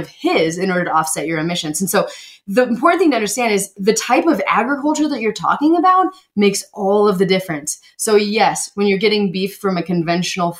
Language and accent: English; Montana, United States; I grew up in Montana, first off, so I'm familiar with the realities of agriculture